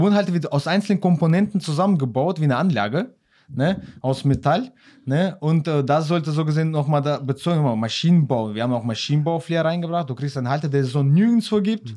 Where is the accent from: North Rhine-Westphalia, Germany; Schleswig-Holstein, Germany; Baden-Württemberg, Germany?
North Rhine-Westphalia, Germany; Xanten; wir kommen aus Xanten